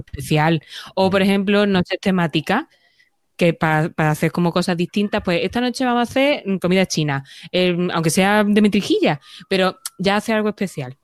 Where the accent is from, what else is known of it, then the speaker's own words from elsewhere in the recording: Andalusia, Spain; now in Madrid, Spain; En mi tierra se llama hueso